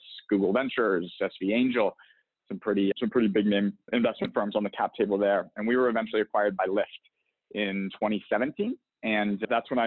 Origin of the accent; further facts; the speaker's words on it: Pittsburgh, Pennsylvania, United States; moved away as an adult; also born or lived in Boston; I'm originally from the East Coast, born and raised in Pittsburgh, Pennsylvania.